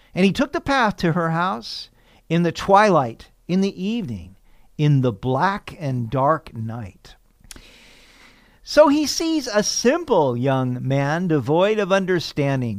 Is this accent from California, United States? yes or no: yes; Sacramento, California, United States; When I was a teenager growing up in Sacramento